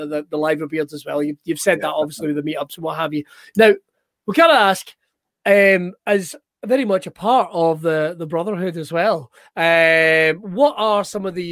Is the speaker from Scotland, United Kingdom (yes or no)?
yes; Scotland, United Kingdom; being a Scotsman